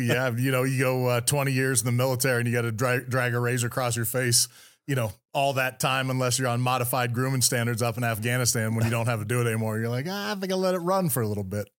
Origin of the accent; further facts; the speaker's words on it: Bay Area, California, United States; I grew up in the Bay Area, California, right in the heart of Silicon Valley